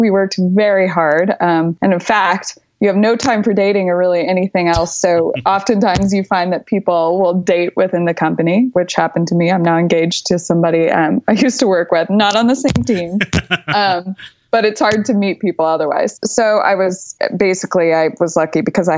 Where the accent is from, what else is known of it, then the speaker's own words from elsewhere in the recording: Texas, United States; moved away as an adult; also born or lived in New York / Paris; I'm from Texas. I'm very proud to be Texan.